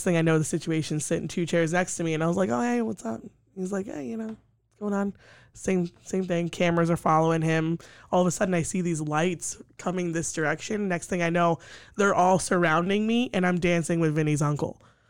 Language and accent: English; New Jersey, United States; moved away; The humidity living on the coast is the worst. I grew up in New Jersey